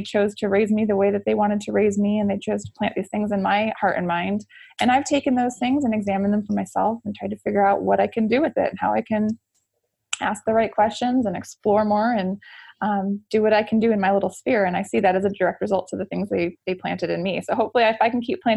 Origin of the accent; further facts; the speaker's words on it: Oregon, United States; I'm from Oregon.